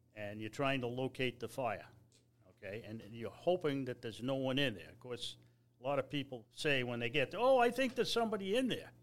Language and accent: English; Newton, Massachusetts, United States; I'm, from the city of Newton